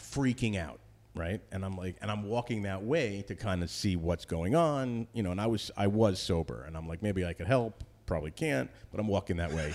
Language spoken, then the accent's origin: English; Northern New Jersey, United States; moved away as an adult; also born or lived in Westchester, New York / Boston / New York City; now in Connecticut, United States; I grew up in New Jersey, lived in New Jersey till I went to college